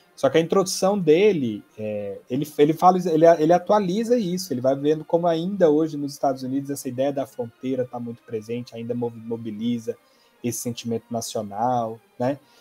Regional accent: Goiás, Brazil; sou goiano

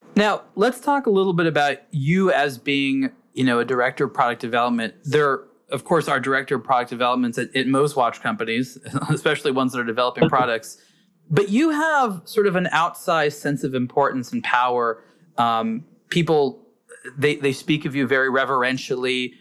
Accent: United States; as an American

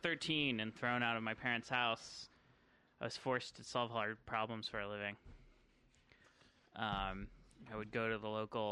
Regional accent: North Carolina, United States; Made in my hometown of North Carolina. Mm. Not in my hometown. It's in Farmville.

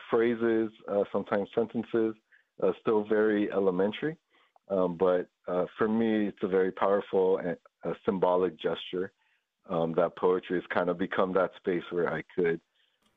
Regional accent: Guam; growing up on Guam, you know, it's a very multilingual place.

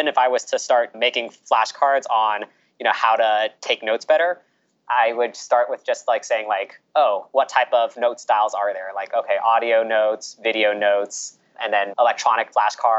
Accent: California, United States; moved away as an adult; also born or lived in Orlando, Florida; now in New York, United States; I'm born and raised in California

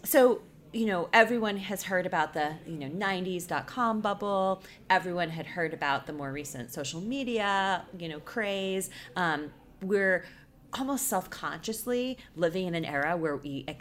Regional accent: United States; I'm an American

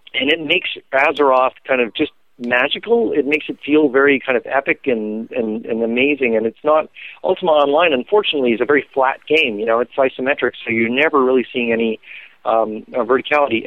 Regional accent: Canada; I was Canadian

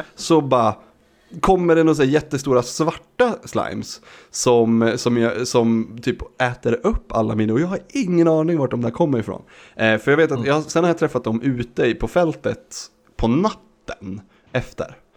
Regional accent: Sweden; jag som svensk

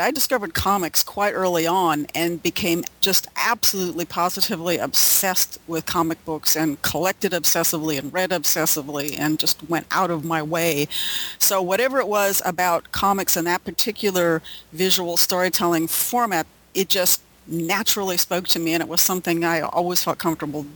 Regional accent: Illinois, United States; moved away as an adult; now in Los Angeles, United States; I grew up in Illinois

